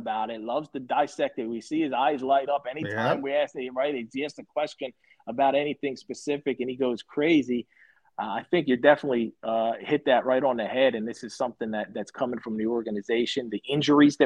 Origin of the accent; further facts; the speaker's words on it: Philadelphia, Pennsylvania, United States; moved away; I'm from Philly originally